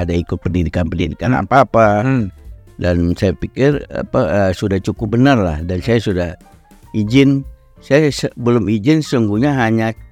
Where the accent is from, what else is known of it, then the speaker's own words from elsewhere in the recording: North Sumatra, Indonesia; saya minta izin pada Bu Mega pulang kampung dari Sumatera Utara